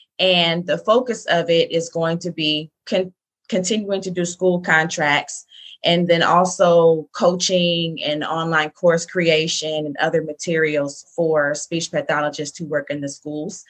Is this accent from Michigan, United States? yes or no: yes; Detroit, Michigan, United States; moved away as an adult; now in Charlotte, United States; I am from Detroit. I live in Charlotte, North Carolina right now